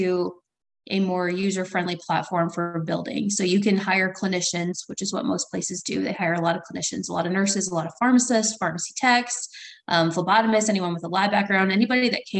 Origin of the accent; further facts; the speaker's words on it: Southern Illinois, United States; also born or lived in St. Louis, Missouri; So I grew up in Southern Illinois. I grew up in a tiny town about an hour north of Carbondale